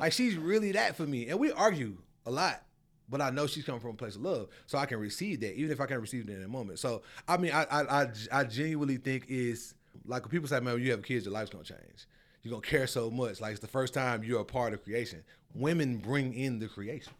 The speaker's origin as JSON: {"language": "English", "town": "Memphis", "region": "Tennessee", "country": "United States", "tie": "born or raised there", "also_born_or_lived": "Arizona", "moved": "as an adult", "lives_now": "Charlotte, United States", "said": "I'm from Memphis"}